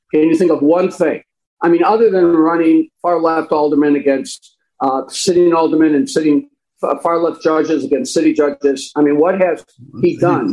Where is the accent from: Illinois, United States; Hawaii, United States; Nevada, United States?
Illinois, United States; Chicago; I was born and raised in Chicago